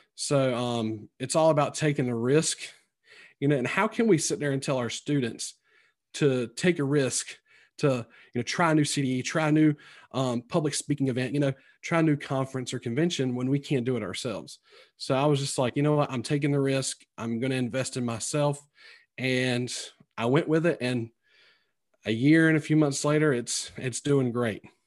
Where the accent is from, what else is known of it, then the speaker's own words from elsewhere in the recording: Sampson County, North Carolina, United States; accent: twangy; moved away as an adult; also born or lived in Greenville, North Carolina; now in Virginia, United States; you can tell by my accent, it's very twangy, 'cause I'm, I'm originally from Sampson County, which is, you know, south of Raleigh.